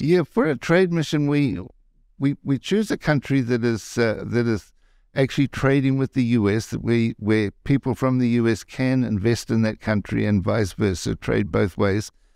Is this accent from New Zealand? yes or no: yes; New Zealand; moved away as an adult; now in Las Vegas, United States; I'm from New Zealand